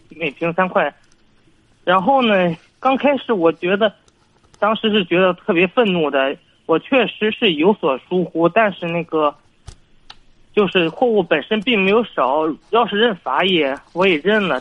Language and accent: Chinese; Dongying, Shandong, China; 我是山东东营的